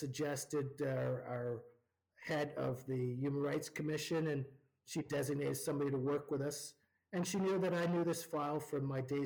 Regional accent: Ontario, Canada; now in Alberta, Canada; When I grew up in Ontario

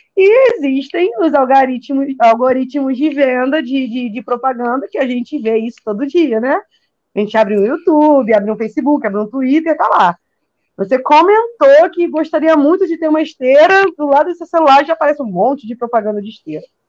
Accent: Rio de Janeiro, Brazil; eu sou do Rio

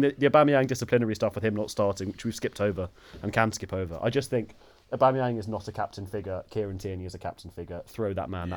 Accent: United Kingdom; as Brits

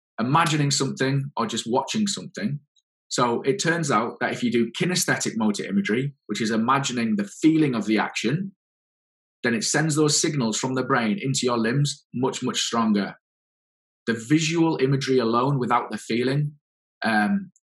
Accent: England, United Kingdom; the PhD was right in my hometown.

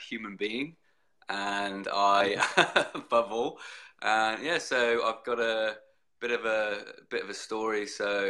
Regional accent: Brighton, South East England, United Kingdom; moved away as an adult; also born or lived in Southampton, United Kingdom; now in Brisbane, Australia; I was born in Brighton in the UK

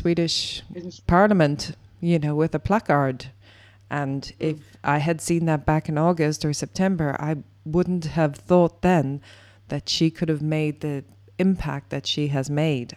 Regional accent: Ireland; Ireland, my home country

